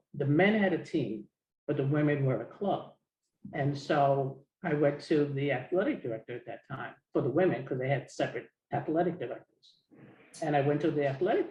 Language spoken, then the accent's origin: English; New York City, New York, United States; a young girl growing up in Harlem